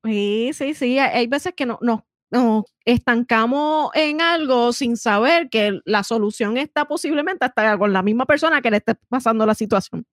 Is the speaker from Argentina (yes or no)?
no; Puerto Rico; nosotras somos boricua